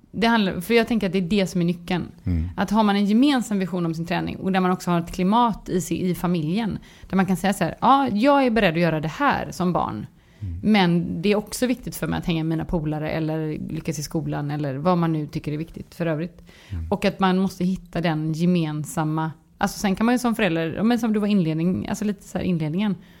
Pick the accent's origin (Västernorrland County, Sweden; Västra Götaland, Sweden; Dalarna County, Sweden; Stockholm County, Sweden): Västra Götaland, Sweden; Gothenburg; jag är göteborgare så jag låter